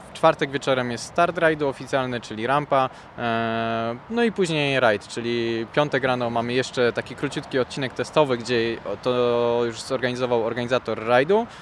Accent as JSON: {"language": "Polish", "region": "Silesian Voivodeship", "country": "Poland", "also_born_or_lived": "Żywiec", "said": "jestem ze Śląska, mieszkam dosyć blisko odcinków"}